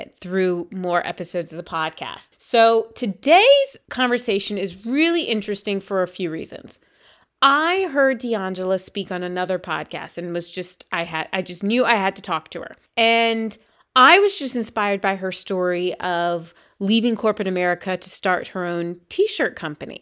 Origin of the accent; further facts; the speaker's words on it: South Carolina, United States; moved away; growing up in South Carolina